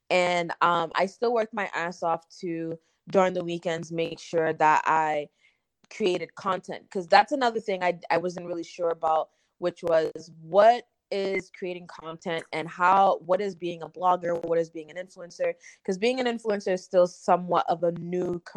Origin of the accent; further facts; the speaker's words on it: Massachusetts, United States; moved away as an adult; also born or lived in New York City; I'm originally from Massachusetts. Um, I guess we have the mutual friend Lily. Um, I'm, um, we're both from Massachusetts, I guess, and then we have um, I'm also of Caribbean descent. My parents are Haitian.